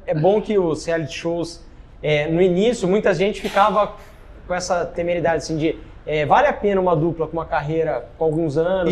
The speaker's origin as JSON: {"language": "Portuguese", "region": "São Paulo", "country": "Brazil", "said": "eu, que sou de São Paulo"}